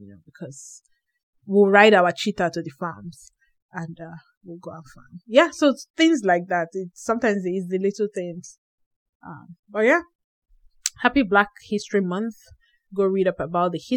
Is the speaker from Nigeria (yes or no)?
yes; Nigeria; moved away; moving to this country, I went from being a Nigerian woman